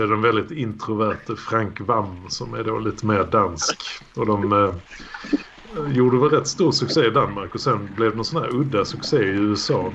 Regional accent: Malmö, Skåne, Sweden; uppväxt i krokarna där mina första år på Ribersborg

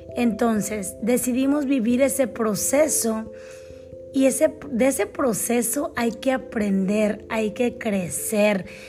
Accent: Mexico; moved away as an adult; also born or lived in United States / Canada; crecí, crecí en México, la mayor parte de mi vida la pasé 20, 20 años en México, 8 años en Canadá

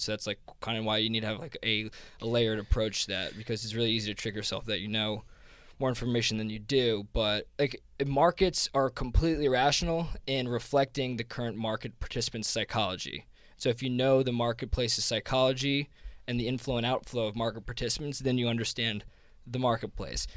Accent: New Jersey, United States; accent: Jersey; this is my Jersey accent

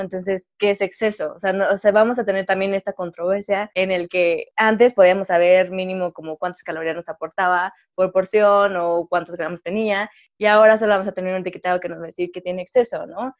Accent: Mexico; como obviamente mexicanos

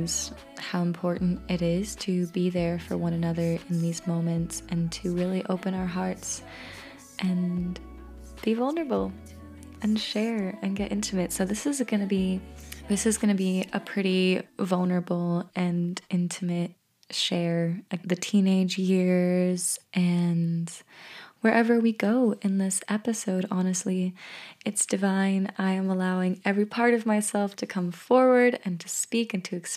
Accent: Peaks Island, Maine, United States; also born or lived in Lithuania; when I was 12 years old, I moved back to Maine, to Peaks Island, actually

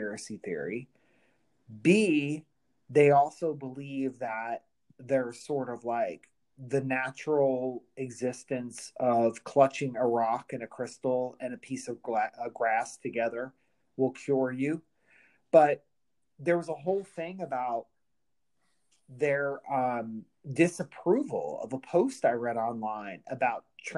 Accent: United States; I'm American

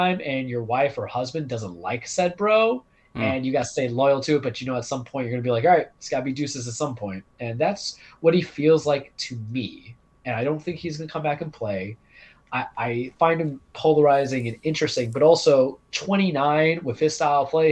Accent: New York City, New York, United States; I grew up in Queens

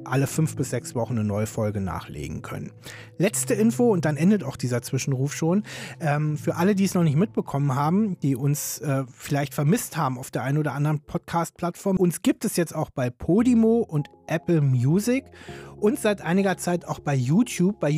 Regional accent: Berlin, Germany; Andreas ist Hamburger, ich bin Berliner.

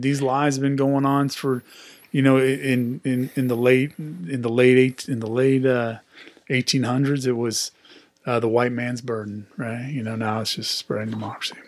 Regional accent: Pleasant Hill, California, United States; I grew up in Pleasant Hill myself

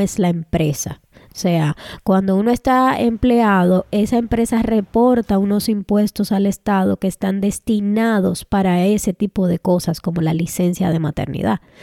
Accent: Dominican Republic; now in Canada; nosotras somos dos dominicanas en Canadá

